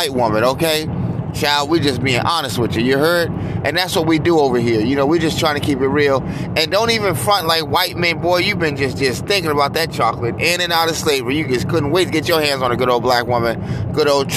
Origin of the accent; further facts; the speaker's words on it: United States; I just love being America, being American. I love my country